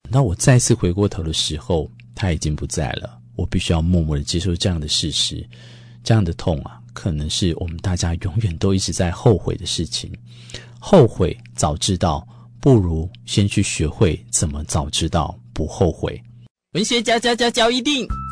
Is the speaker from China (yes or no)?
no; Taiwan; 我们台湾人